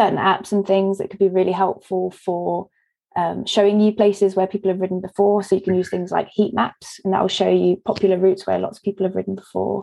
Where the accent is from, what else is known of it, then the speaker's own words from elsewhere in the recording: East Devon, South West England, United Kingdom; moved away; which is where I grew up in East Devon